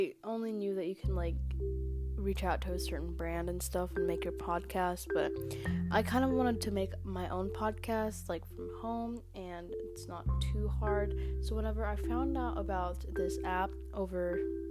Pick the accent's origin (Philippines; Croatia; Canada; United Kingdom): Philippines; I'm from the Philippines